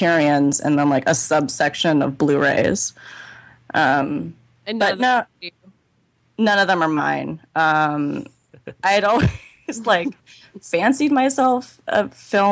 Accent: Northern California, United States; moved away as an adult; also born or lived in New York; I was from Northern California

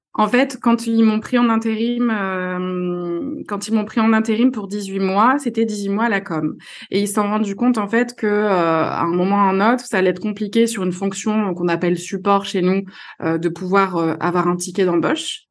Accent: Marseille, Provence-Alpes-Côte d'Azur, France; moved away as an adult; now in Lille, France; je suis marseillaise, marseillaise d'origine, mais je vis à Lille depuis

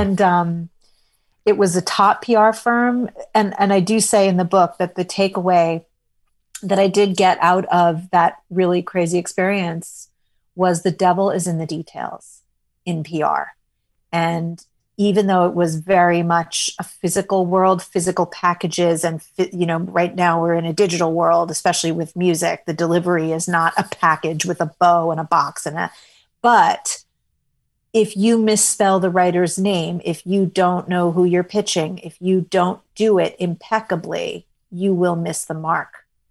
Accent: New York City, New York, United States; I was a sophisticated enough kid growing up in New York City

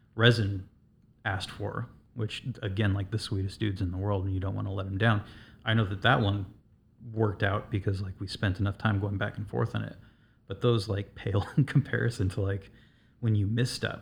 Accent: Southern California, United States; now in Chicago, United States; I'm originally from Southern California

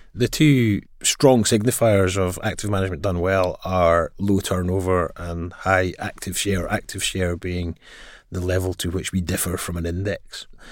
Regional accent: Glasgow, Scotland, United Kingdom; as you may tell from my accent, I grew up in Glasgow. I also studied in Glasgow.

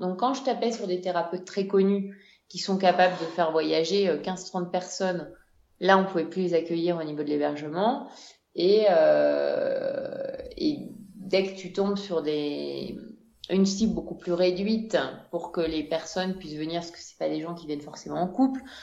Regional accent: France; moved away as an adult; also born or lived in Amazon, Ecuador; now in Quito, Ecuador; on est française

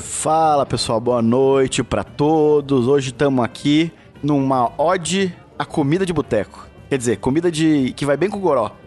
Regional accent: Porto Alegre, Rio Grande do Sul, Brazil; moved away; eu vim de Porto Alegre

